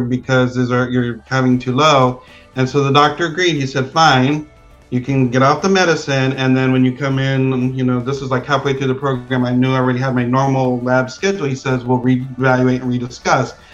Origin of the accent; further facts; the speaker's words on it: Pico Rivera, California, United States; moved away; I grew up in Pico Rivera